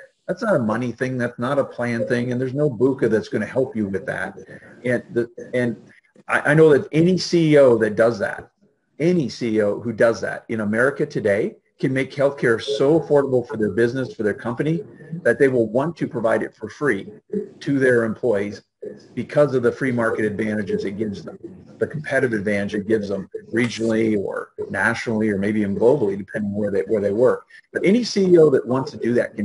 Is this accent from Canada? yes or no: yes; Canada; moved away as an adult; now in United States; as a Canadian